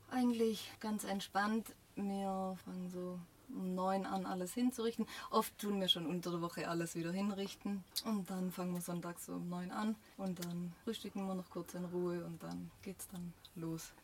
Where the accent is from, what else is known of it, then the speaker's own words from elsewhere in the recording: Schura, Baden-Württemberg, Germany; moved away as an adult; now in Gosheim, Germany; Ich komme ursprünglich aus Schura, aber das ist ja nicht weit weg von Gosheim.